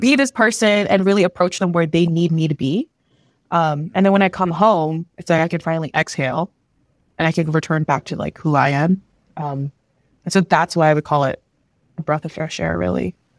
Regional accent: near Toronto, Ontario, Canada; also born or lived in Manila, Philippines / Vancouver; my current home, which is near Toronto, and then just because this is where I grew up

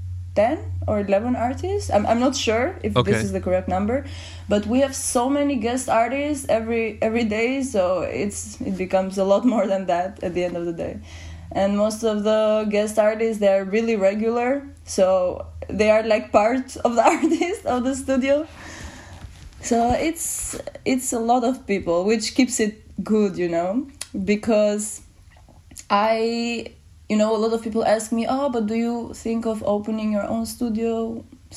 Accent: Albania; now in Amsterdam, Netherlands; I'm from Albania

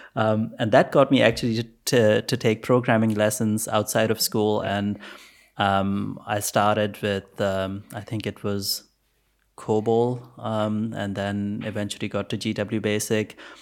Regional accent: Pakistan; I was born in Pakistan, by the way. So, um, no computers in school. I think when I was in grade eight, we probably had one computer at school

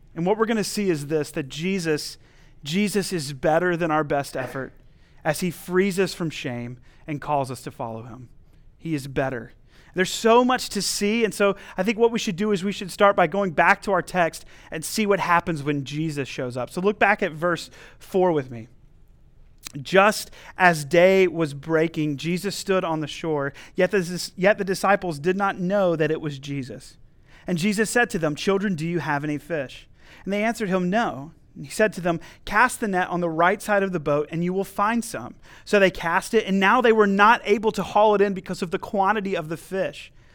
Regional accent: North Carolina, United States; also born or lived in Missouri; flying back home to North Carolina

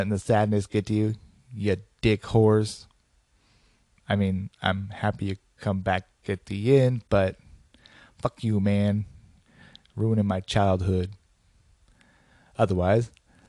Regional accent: Portland, United States; my hometown of Portland

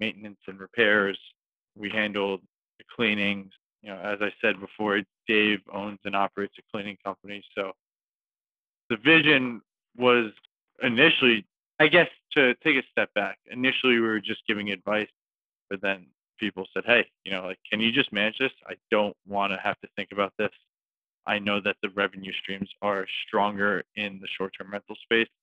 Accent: New York City, New York, United States; I'm from New York City

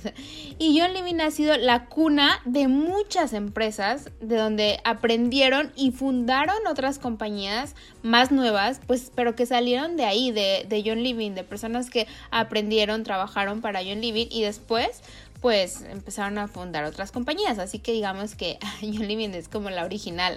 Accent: Mexico; now in United States; yo estoy acá en Estados Unidos, pero soy de México

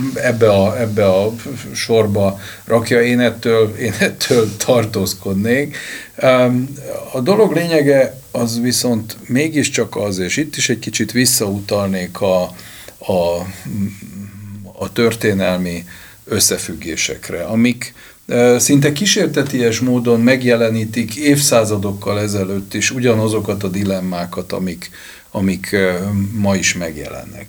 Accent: Hungary; magyar vagyok

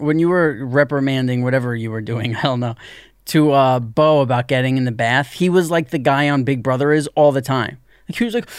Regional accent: New Jersey, United States; See, me and him, we're from Jersey, so we're gonna do things in this game that you gotta

